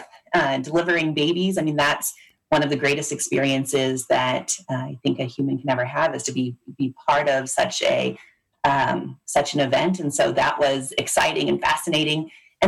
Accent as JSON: {"language": "English", "town": "Loveland", "region": "Colorado", "country": "United States", "tie": "born or raised there", "also_born_or_lived": "Kansas City, Missouri", "said": "I came back to my hometown of Loveland, where I still live about an hour outside of Denver."}